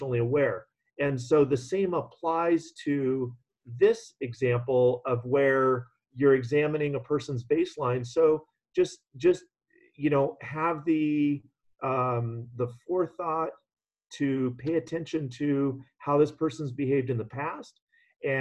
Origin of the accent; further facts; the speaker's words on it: California, United States; living and growing up in California